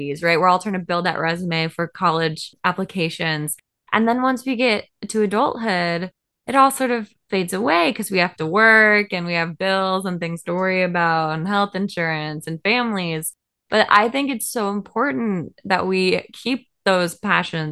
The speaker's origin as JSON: {"language": "English", "town": "Seattle", "region": "Washington", "country": "United States", "tie": "born or raised there", "said": "I grew up in Seattle, Washington."}